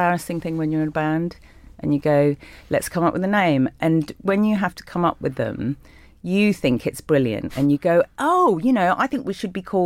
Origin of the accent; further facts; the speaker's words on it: London, United Kingdom; I did grow up in London, in Willesden